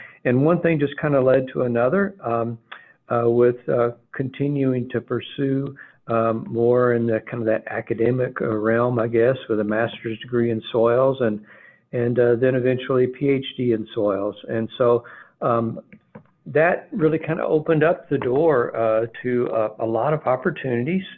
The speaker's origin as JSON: {"language": "English", "town": "Glasgow", "region": "Kentucky", "country": "United States", "tie": "born or raised there", "said": "my small town where I grew up in Glasgow, Kentucky, south central part of Kentucky"}